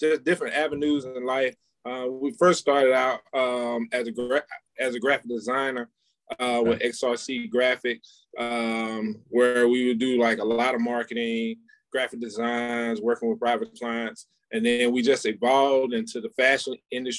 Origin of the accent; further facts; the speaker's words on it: Bluefield, West Virginia, United States; also born or lived in Macon, Georgia; now in North Carolina, United States; I'm originally from Bluefield, West Virginia, by way of Macon, Georgia.